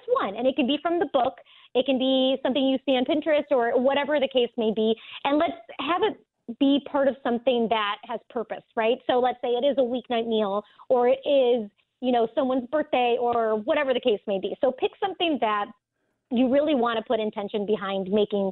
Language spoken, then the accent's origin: English; Michigan, United States; moved away; also born or lived in Florida; I'm born and raised in Michigan